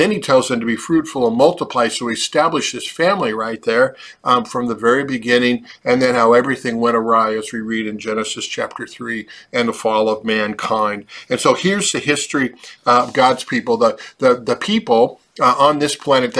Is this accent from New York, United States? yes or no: no; Hampton, Nebraska, United States; my hometown of Hampton, Nebraska